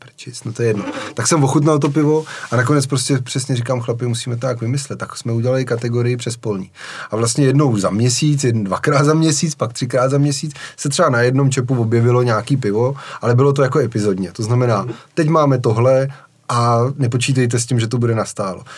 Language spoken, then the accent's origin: Czech; Czechia; jak jsme jako Češi zvyklí